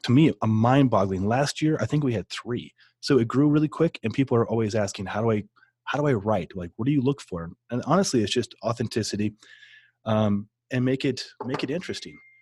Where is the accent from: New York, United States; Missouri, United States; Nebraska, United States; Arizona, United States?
Nebraska, United States; Omaha; I grew up in Omaha